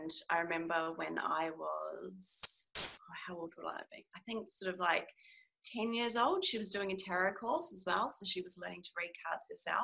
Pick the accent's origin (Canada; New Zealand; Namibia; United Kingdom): New Zealand; moved away as an adult; now in Australia; I am a Kiwi. So that means I'm from New Zealand. But I'm living in Australia at the moment and have been for the past, I think, like 8 years